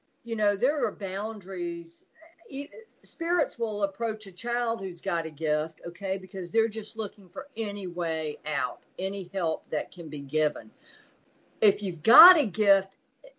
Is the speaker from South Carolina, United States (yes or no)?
yes; South Carolina, United States; moved away; growing up in South Carolina